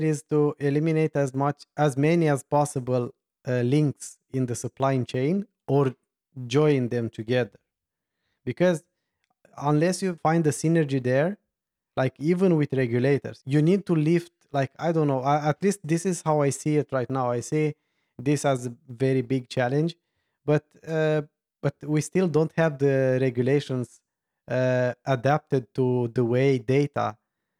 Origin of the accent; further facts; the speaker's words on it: Romania; I'm from Romania